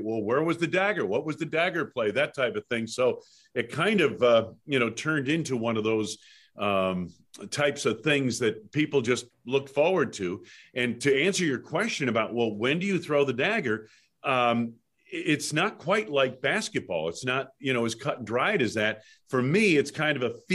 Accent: Pittsfield, Massachusetts, United States; moved away as an adult; also born or lived in Midwest; I grew up on skis in New England

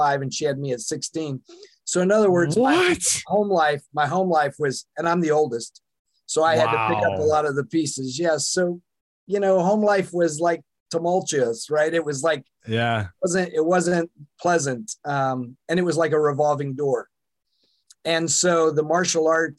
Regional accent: the South, United States; now in Seattle, United States; I was born in the Bible Belt in the South, and that's an interesting place to grow up

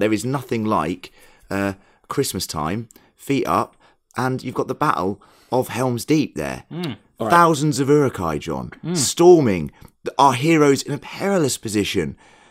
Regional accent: United Kingdom; being British

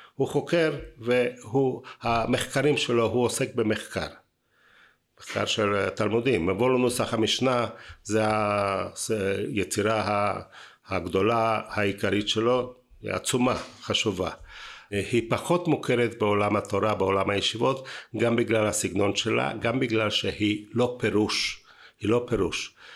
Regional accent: Bratislava, Bratislava Region, Slovakia; now in Israel; לא נולדתי בארץ, אני נולדתי ב- אה, פרסבורג, עיר- עיר- עיר של חתם סופר

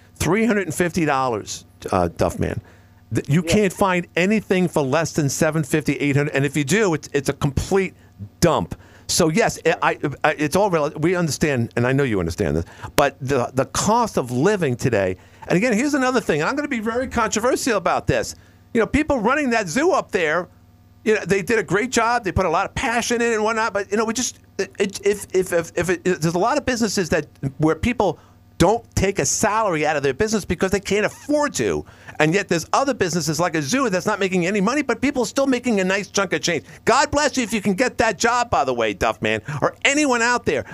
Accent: New York City, New York, United States; now in Watertown, United States; my hometown in Woodhaven, Queens

